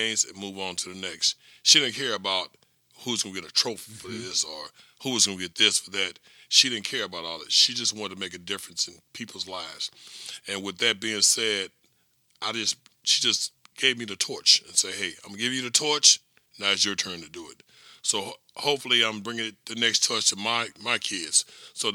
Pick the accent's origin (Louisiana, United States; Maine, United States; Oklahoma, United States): Louisiana, United States; moved away as an adult; people in Louisiana are taken care of, because this is my hometown and home state